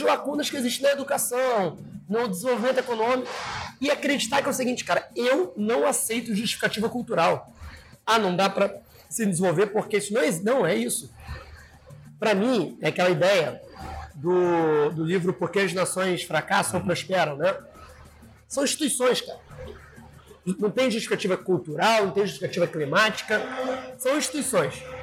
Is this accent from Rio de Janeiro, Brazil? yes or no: yes; São Gonçalo, Rio de Janeiro, Brazil; Eu sou de São Gonçalo